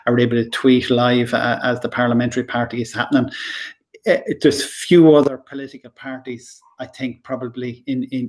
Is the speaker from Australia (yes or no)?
no; Lanesborough, County Longford, Ireland; even though I'm from Lanesborough, Longford Town is my adopted home.